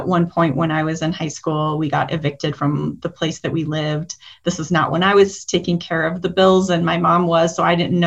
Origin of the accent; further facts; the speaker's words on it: Denver, Colorado, United States; I grew up primarily in the Denver area. I am a Colorado native